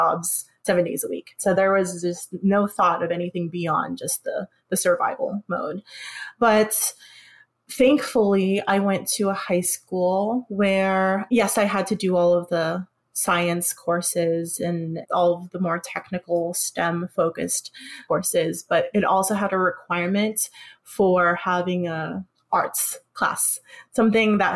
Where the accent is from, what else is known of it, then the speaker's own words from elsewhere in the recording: California, United States; also born or lived in Philippines; I grew up in California